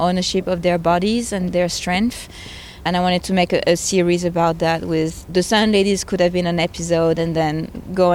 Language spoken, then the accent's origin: English; France; moved away; I'm originally from France